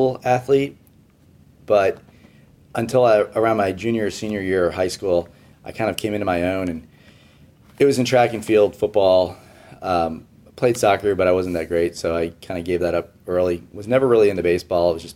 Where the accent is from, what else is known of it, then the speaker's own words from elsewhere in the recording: Houston, Texas, United States; moved away as an adult; also born or lived in New York City; when I relocated from New York back to Houston after getting married and having kids